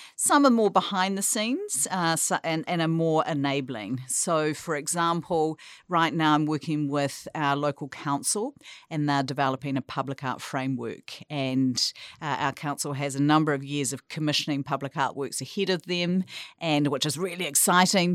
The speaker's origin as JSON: {"language": "English", "town": "Tauranga", "region": "Bay of Plenty", "country": "New Zealand", "tie": "born or raised there", "moved": "as an adult", "said": "I grew up here in, in Tauranga, and I've, I guess you could say I've returned, uh, to my hometown"}